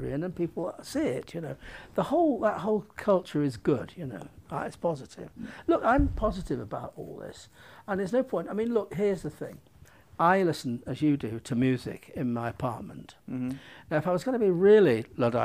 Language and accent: English; United Kingdom; I'm a European filmmaker, I'm a British filmmaker.